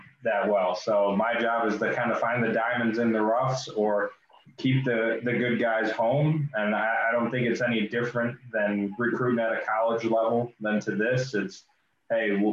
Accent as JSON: {"language": "English", "area": "Chicago suburbs", "region": "Illinois", "country": "United States", "also_born_or_lived": "Iowa", "moved": "as an adult", "lives_now": "Peoria, United States", "said": "I live in Peoria now. I'm originally from the Chicago suburbs, and then went to school in Iowa and then moved down here after college."}